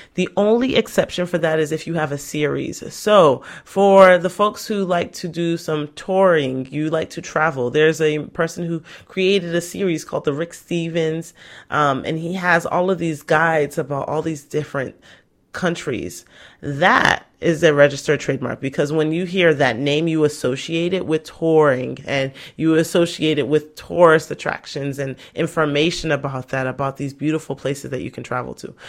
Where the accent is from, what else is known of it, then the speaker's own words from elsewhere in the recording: Nigeria; I'm Nigerian